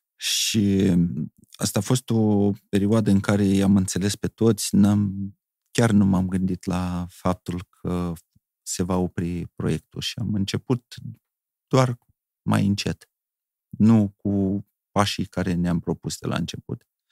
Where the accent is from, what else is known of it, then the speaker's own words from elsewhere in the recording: Bahmut, Călărași District, Moldova; eu am locuit în Bahmut, este o localitate extraordinară